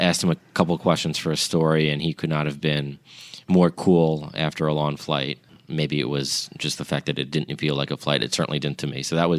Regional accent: Long Island, New York, United States; now in Nashville, United States; listen, I'm from New York.

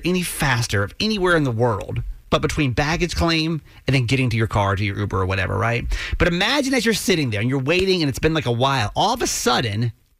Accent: Georgia, United States; moved away; I'm from Georgia originally

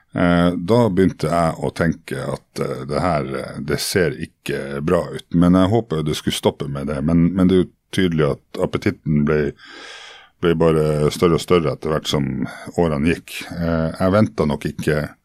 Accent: Norway; also born or lived in Murmansk, Russia; oss som kom fra Norge, ikke sant, som hadde spist diplomis siden vi var født omtrent

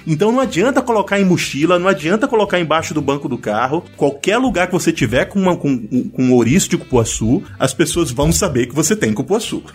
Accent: Pará, Brazil; nós três somos paraenses

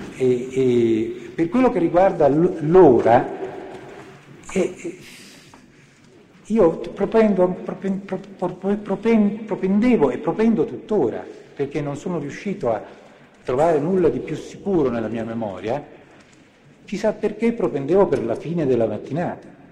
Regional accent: Treviso, Veneto, Italy; Sono nato a Treviso il ventinove agosto del millenovecentoquarantatré.

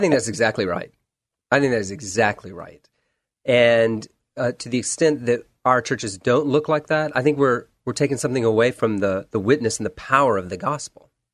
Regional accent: Charleston, South Carolina, United States; moved away as an adult; also born or lived in Texas / Washington, D.C.; now in Portland, United States; Born in Texas, grew up within the sound of the waves of the Atlantic Ocean in Charleston, South Carolina.

